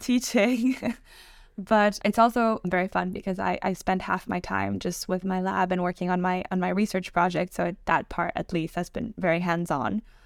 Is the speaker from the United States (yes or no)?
no; Mexico; moved away as an adult; now in Oxford, United Kingdom; I was born and raised in Mexico